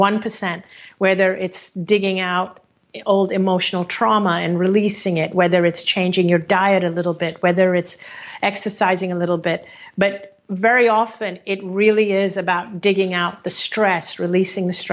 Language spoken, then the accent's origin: English; Hong Kong; moved away; my home country of Hong Kong